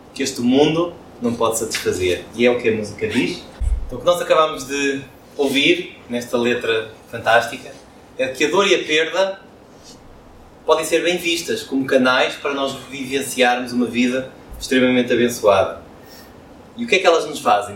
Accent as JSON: {"language": "Portuguese", "town": "Porto", "region": "Norte", "country": "Portugal", "said": "como um bom portuense, com orgulho em ser portuense"}